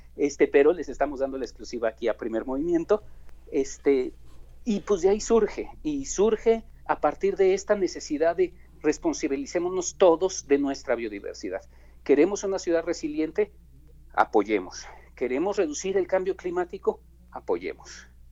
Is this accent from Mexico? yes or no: yes; Mexico; nuestra cultura como mexicanos